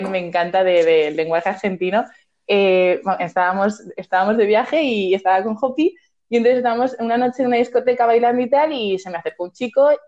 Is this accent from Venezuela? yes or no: no; Spain